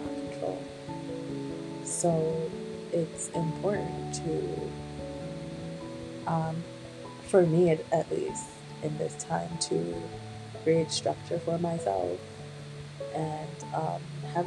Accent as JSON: {"language": "English", "country": "Jamaica", "said": "being Caribbean, being Jamaican"}